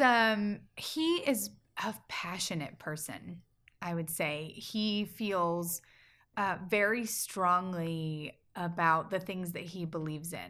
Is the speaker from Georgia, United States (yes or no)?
yes; small town in Georgia, United States; moved away; my hometown